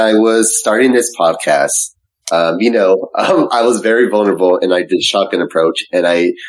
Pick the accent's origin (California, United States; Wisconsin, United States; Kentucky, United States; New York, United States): California, United States; I'm Californian